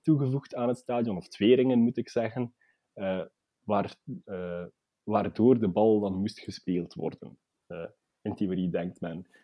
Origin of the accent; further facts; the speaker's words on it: Belgium; wij als, als Belgen